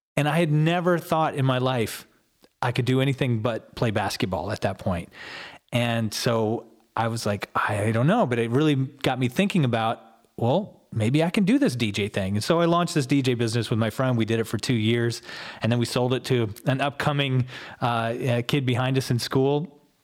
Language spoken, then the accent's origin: English; Ann Arbor, Michigan, United States; moved away as an adult; also born or lived in Chelsea, Michigan / Oklahoma; now in Columbus, United States; I lived in and around Ann Arbor all the way through high school